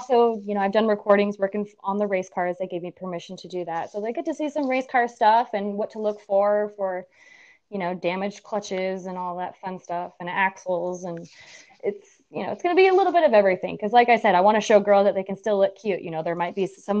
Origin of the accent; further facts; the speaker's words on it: United States; moved away as an adult; also born or lived in Reno; now in Vermont, United States; I'm originally from Lake Tahoe.